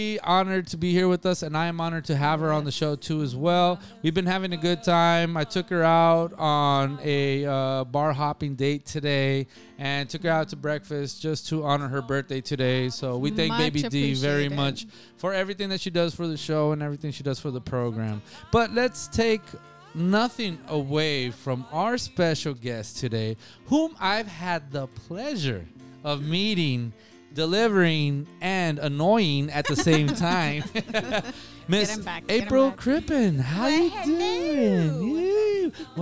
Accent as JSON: {"language": "English", "town": "Nogales", "region": "Arizona", "country": "United States", "said": "we have the Santa Cruz River where we're from Nogales, Arizona"}